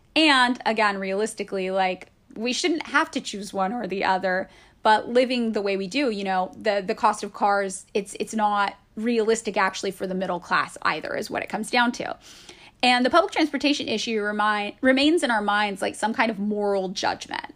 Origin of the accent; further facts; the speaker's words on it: Fresno, California, United States; also born or lived in San Francisco; now in Los Angeles, United States; my hometown of Fresno, California